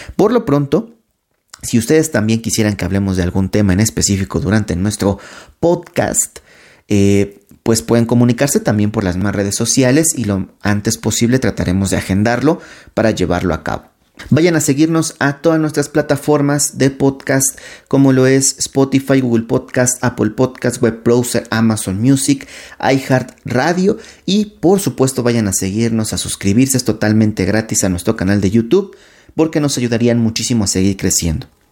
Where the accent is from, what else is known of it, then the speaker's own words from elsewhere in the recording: Mexico; de toda esta cultura que hemos creado nosotros también como, como mexicanos